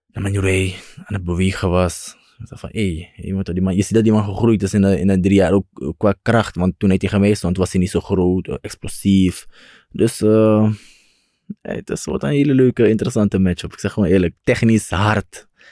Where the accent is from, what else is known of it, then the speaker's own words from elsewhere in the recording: Suriname; Ik kom ook van Suriname.